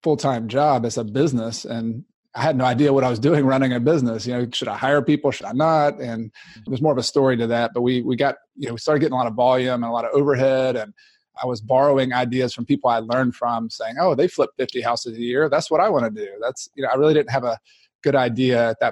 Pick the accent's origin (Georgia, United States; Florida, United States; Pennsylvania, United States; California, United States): Georgia, United States; Newnan; moved away as an adult; now in South Carolina, United States; I was from Atlanta, outside Noonan, Georgia, originally.